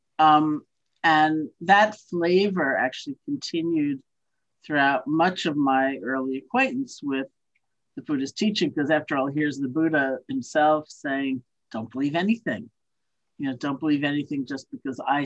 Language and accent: English; New York City, New York, United States; also born or lived in Buffalo, New York; I grew up in New York City.